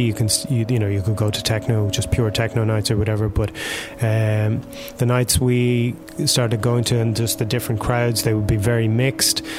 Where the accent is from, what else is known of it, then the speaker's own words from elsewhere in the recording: Ireland; moved away as an adult; now in Berlin, Germany; growing up in Ireland